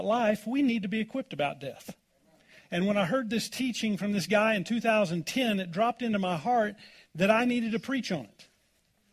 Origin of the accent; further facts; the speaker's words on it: Oklahoma, United States; now in Colorado, United States; I grew up in Oklahoma